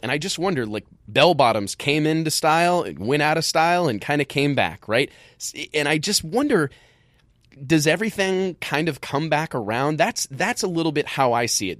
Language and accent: English; Midwest, United States; growing up in the Midwest